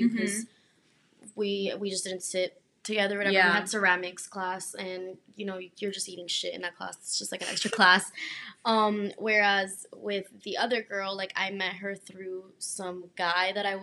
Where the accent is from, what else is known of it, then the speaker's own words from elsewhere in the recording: Miami, Florida, United States; I don't know if you can tell by our very lovely accents. We're from Miami